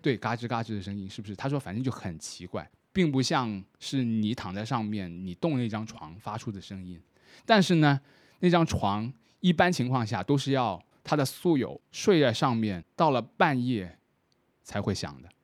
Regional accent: Shenzhen, Guangdong, China; 以我作为一个深圳人来说

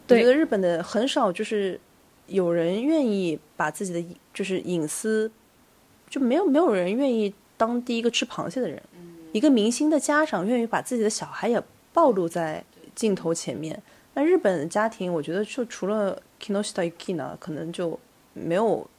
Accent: China; 我是一个中国人

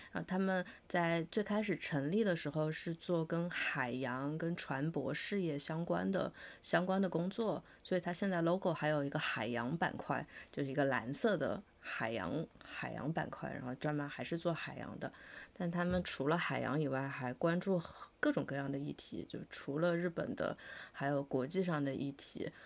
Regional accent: rural Chongqing, China; 我小时候住在那个重庆的农村里

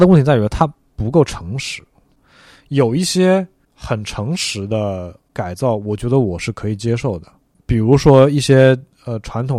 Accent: Guangzhou, Guangdong, China; 比如说，我是一个广州人，我自己从来不知道广州有舞狮大赛

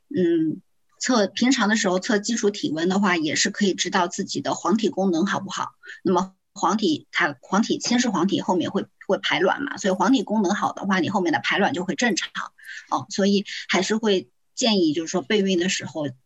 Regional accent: Zhejiang, China; 我是浙江人

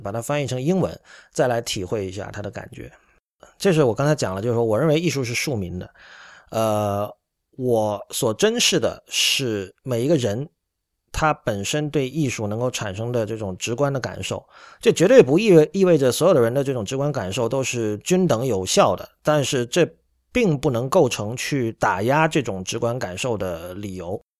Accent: Shenzhen, Guangdong, China; now in Japan; 因为我在深圳长大，所以由于离香港比较近，所以受到香港文化的影响还是比较深的

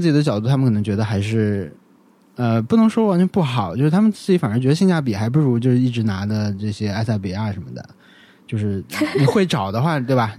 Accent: an autonomous prefecture in Yunnan, China; moved away; 他们有一个播客品牌就去了我老家， 就是我们在那个， 那个州

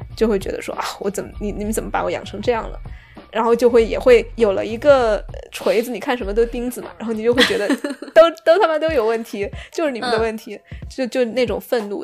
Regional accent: Sichuan, China; accent: Sichuanese; first language Sichuanese; moved away; 我开始用四川话

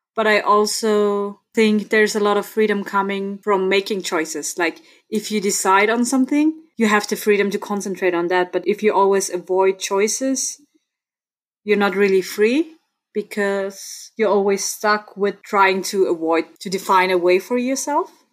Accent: Innsbruck, Tyrol, Austria; accent: Austrian; first language German; English is a second language; So I was born and raised in Innsbruck and I live here again now.

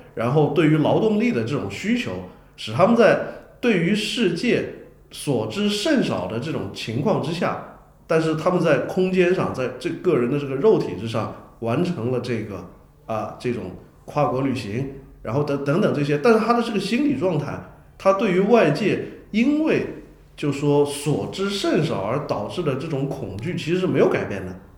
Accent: China; 我们中国人

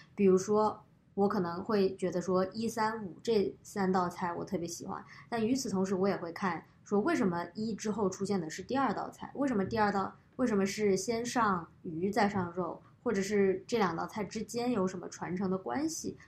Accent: Guangzhou, Guangdong, China; now in United States; 从我小学开始在广州生活之后，我觉得吃就变成了，呃，我，生活中的很大一部分

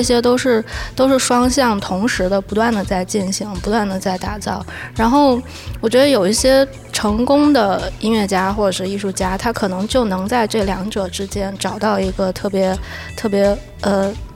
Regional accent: Guangdong, China; 我小时候是在广东哦

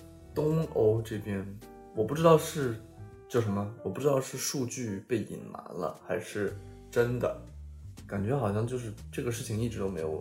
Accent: China; now in Sweden; 他一开始问我是哪里人，我说我是中国人

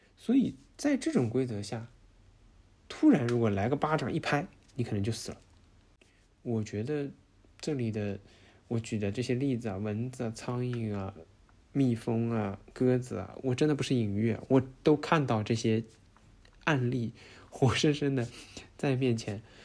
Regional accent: China; now in Netherlands; 我们中国人一直生活在不安感当中

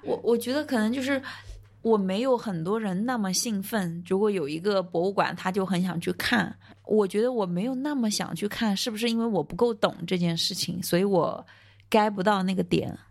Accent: Chuzhou, Anhui, China; now in Hong Kong; 我老家是安徽滁州

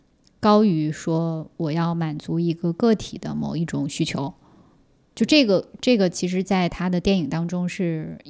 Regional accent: Siping, Jilin, China; 四平呀，我在四平出生的。

